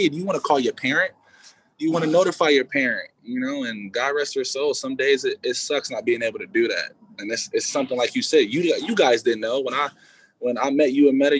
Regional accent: California, United States; also born or lived in Dickinson, North Dakota; I'm from California

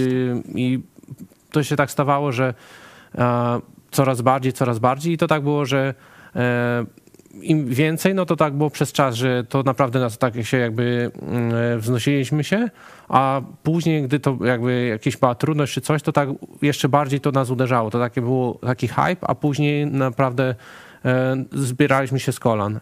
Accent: Bieszczady, Subcarpathian Voivodeship, Poland; moved away as an adult; now in Melbourne, Australia; ja pochodzę z Bieszczad

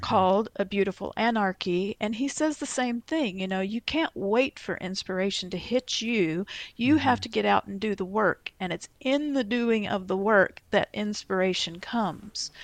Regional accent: Dallas-Fort Worth area, Texas, United States; moved away as an adult; now in Iowa, United States; I was born and grew up in Texas, uh, in the Dallas-Fort Worth area

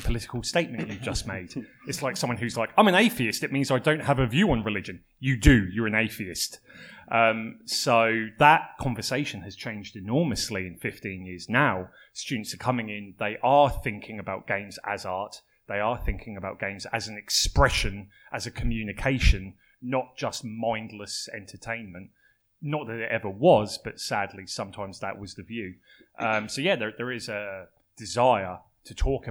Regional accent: United Kingdom; moved away as an adult; now in Melbourne, Australia; I'm British. I'm not a native to Melbourne.

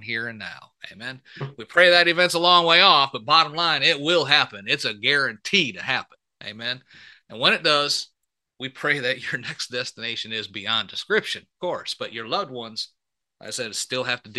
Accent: Michigan, United States; I was born and raised up in Michigan

